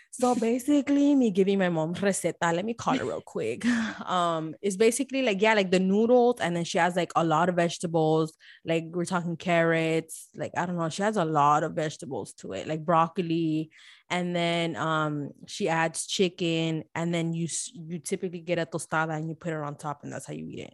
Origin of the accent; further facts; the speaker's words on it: Miami, Florida, United States; now in Houston, United States; Born and raised in Miami Dade